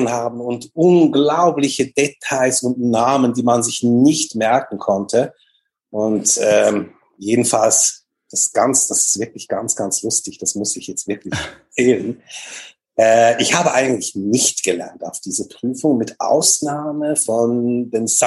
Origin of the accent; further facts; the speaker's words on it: Switzerland; Genau, bei uns in der Schweiz